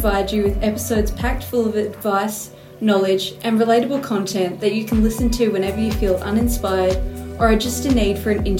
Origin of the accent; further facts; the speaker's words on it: Perth, Western Australia, Australia; I'm 22 years old and I'm from Perth, Western Australia.